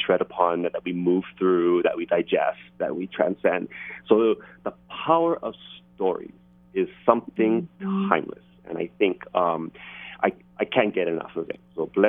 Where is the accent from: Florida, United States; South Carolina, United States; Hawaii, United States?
Hawaii, United States; Waianae; growing up in Waianae